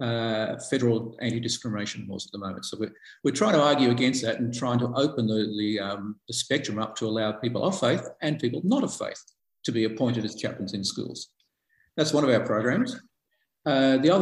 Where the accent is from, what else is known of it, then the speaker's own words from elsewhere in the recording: Melbourne, Victoria, Australia; I was born in Melbourne